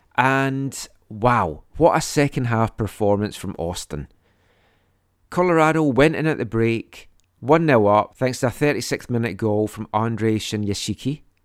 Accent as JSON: {"language": "English", "region": "Scotland", "country": "United Kingdom", "tie": "born or raised there", "moved": "yes", "lives_now": "Canada", "said": "when I was growing up in Scotland in the seventies"}